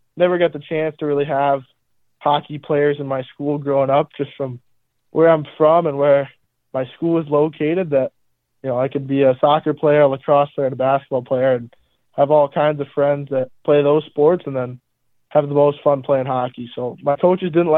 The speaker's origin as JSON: {"language": "English", "town": "Melbourne", "region": "Florida", "country": "United States", "moved": "yes", "lives_now": "Youngstown, United States", "said": "I am from Melbourne, Florida"}